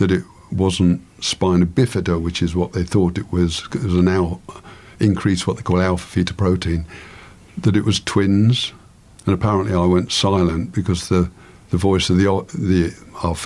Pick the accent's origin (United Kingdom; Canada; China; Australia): United Kingdom; England; I'm an Englishman